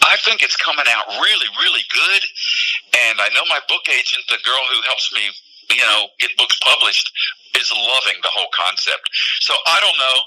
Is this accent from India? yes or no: no; Philadelphia, Pennsylvania, United States; moved away; I see myself growing up in Philadelphia.